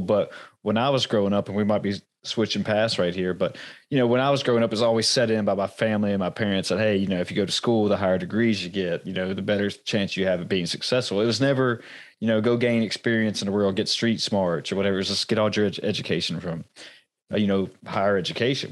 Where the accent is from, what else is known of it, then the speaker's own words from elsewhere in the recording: United States; I was born here in America, but you know, and I've, I've never been outside the country yet